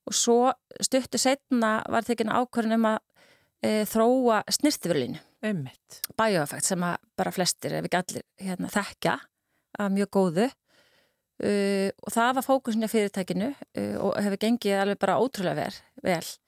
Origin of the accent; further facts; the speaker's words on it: Kópavogur, Capital Region, Iceland; eftir tí, ég man eftir mér e, í Kóbóinu, mér flutti þanga því ég var bara tveggjara